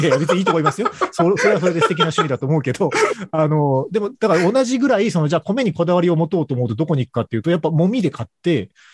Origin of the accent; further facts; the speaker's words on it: Kagoshima, Japan; 鹿児島で生まれ育ってる